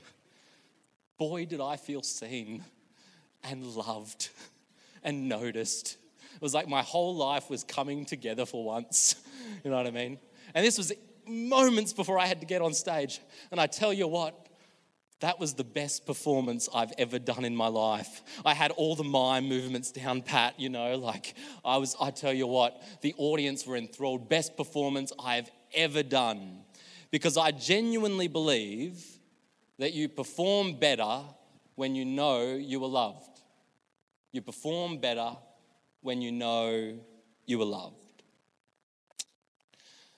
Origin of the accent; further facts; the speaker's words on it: Australia; moved away; When I was growing up in Billawilla, I used to go to a Stedfords.